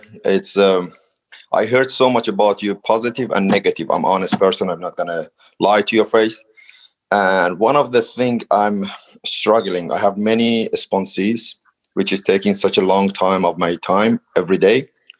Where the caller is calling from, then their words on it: Australia; Hi, I'm calling from Australia.